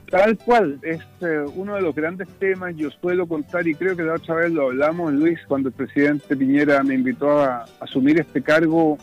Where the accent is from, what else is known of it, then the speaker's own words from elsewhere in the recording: Parral, Maule, Chile; Yo soy provinciano, soy del Maule, pauquenino